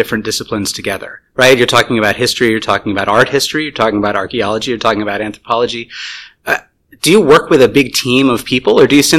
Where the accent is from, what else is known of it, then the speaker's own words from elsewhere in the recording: United States; as an American